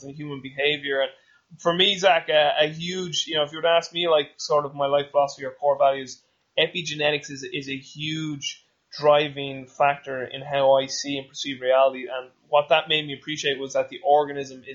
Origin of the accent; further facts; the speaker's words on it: Dublin, Leinster, Ireland; I won't say like I'm from Ireland or Dublin